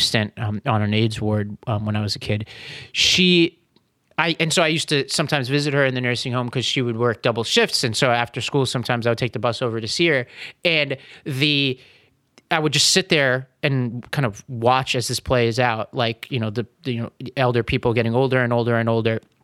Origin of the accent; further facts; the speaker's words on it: New York City, New York, United States; moved away; I grew up in Staten Island